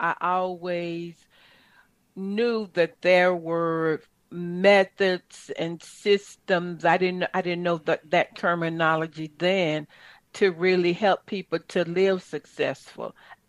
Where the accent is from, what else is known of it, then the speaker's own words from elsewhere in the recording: Chattanooga, Tennessee, United States; I'm from Chattanooga, Tennessee, a little country girl.